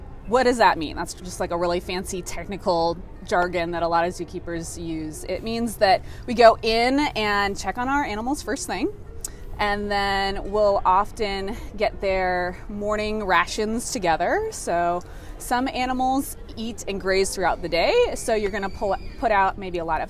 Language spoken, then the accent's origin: English; New England, United States; moved away as an adult; I grew up in the New England area and then have moved all over for work